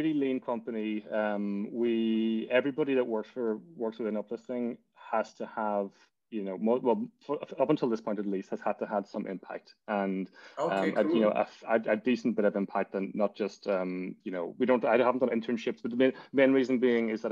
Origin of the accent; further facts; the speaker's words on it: Donegal, Ulster, Ireland; moved away as an adult; also born or lived in Cardiff, Wales; now in New York City, United States; I'm from Donegal. Donegal town. I lived there until, you know, went to secondary school, or what, the tech, Abbey Vocational School